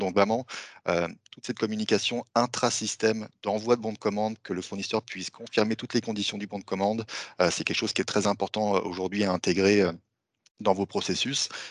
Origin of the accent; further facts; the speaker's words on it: France; accent: French; moved away as an adult; now in Montreal, Canada; vous allez voir que j'ai un petit accent français. Ça fait maintenant dix ans que je vis à Montréal